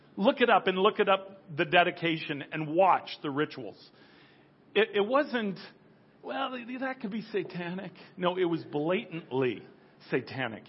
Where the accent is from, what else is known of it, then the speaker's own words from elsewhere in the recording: United States; I'll certainly speak as an American.